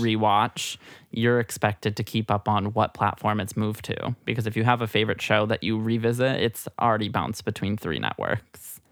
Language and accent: English; Midwest, United States; also born or lived in New Hampshire; now in New York, United States; a little Midwest gal. I was born I was born in New Hampshire, though Southern New Hampshire, not far from Boston